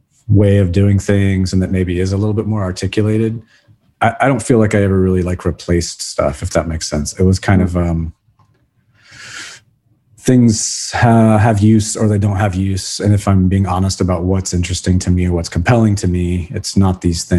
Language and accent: English; Brazil; And then of course, growing up in Brazil where we lived was just absolutely gorgeous.